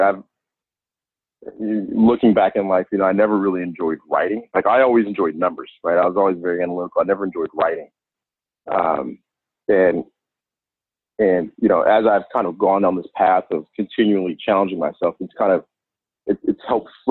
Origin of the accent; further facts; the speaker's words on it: Inglewood, California, United States; I grew up in Los Angeles, California, more specifically in Inglewood.